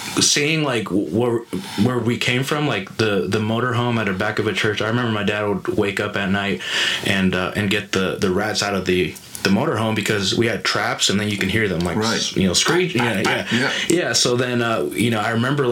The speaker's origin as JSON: {"language": "English", "town": "Phoenix", "region": "Arizona", "country": "United States", "tie": "born or raised there", "said": "I grew up here in Phoenix"}